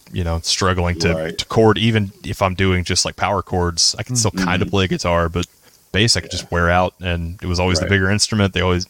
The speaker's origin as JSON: {"language": "English", "region": "the South", "country": "United States", "tie": "born or raised there", "also_born_or_lived": "Louisiana", "said": "growing up in the South, you play in church bands and stuff."}